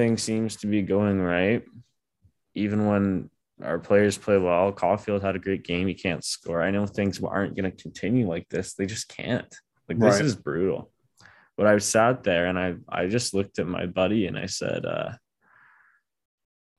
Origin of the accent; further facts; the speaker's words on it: Ontario, Canada; moved away; I'm back home in my hometown for the weekend or for the week for reading week